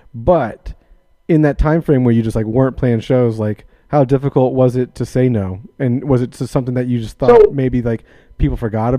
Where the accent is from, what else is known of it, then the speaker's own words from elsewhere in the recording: Florida, United States; I'm from Florida. So it's like when I leave Florida, it just becomes a weirder world outside of it.